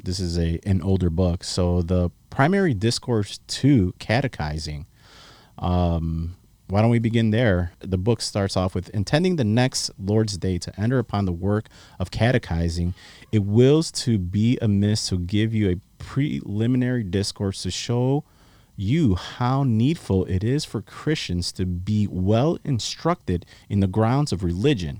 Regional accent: Chicago, Illinois, United States; moved away as an adult; now in South Texas, United States; you guys know that I'm from Chicago

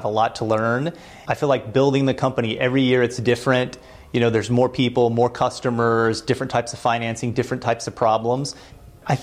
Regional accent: Louisville, Kentucky, United States; moved away as an adult; also born or lived in Florida; now in Boston, United States; we're from Louisville, Kentucky

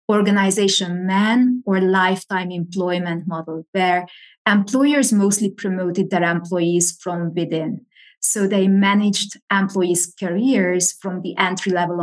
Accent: Hungary; moved away as an adult; also born or lived in Pennsylvania, United States; now in Madrid, Spain; I was born and raised in Hungary, which is in Central Eastern Europe.

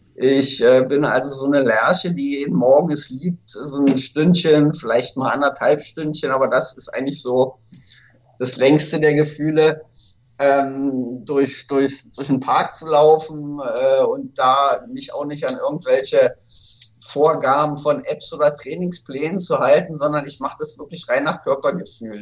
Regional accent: Berlin, Germany; in Berlin, wo ich aufgewachsen bin

